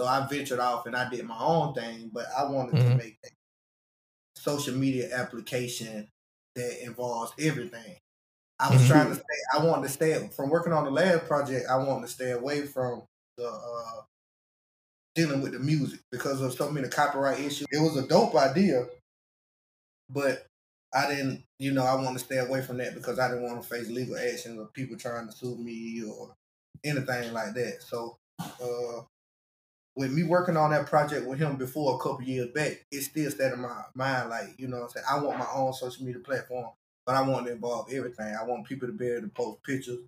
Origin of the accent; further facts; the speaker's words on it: Albany, Georgia, United States; I'm from Albany, Georgia